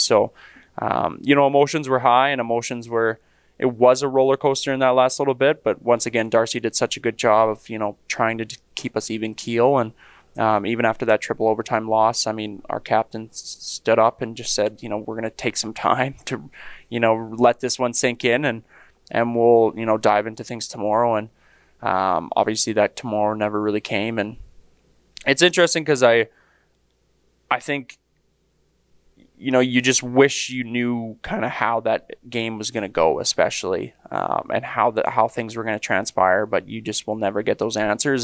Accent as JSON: {"language": "English", "town": "Leduc", "region": "Alberta", "country": "Canada", "tie": "born or raised there", "said": "grew up in Leduc"}